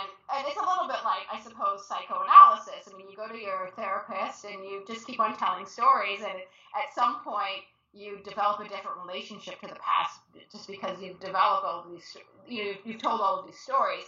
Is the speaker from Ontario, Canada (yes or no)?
yes; Toronto, Ontario, Canada; I am from Toronto